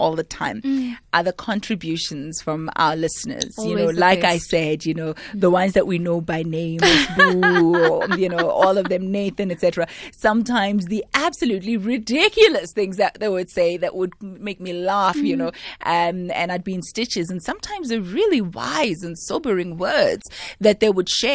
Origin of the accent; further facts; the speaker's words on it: Soweto, Gauteng, South Africa; growing up in Soweto